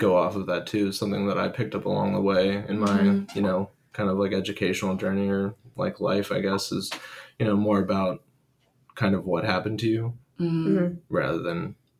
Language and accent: English; Pittsburgh, Pennsylvania, United States; I'm from North Pittsburgh